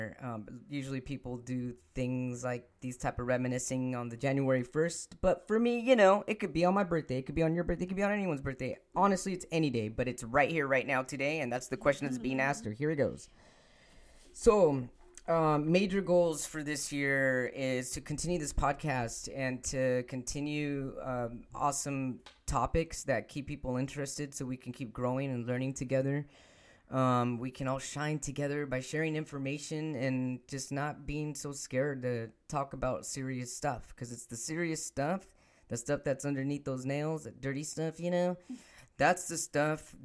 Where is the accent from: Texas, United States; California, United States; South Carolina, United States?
California, United States; Los Angeles; I was born in Los Angeles, California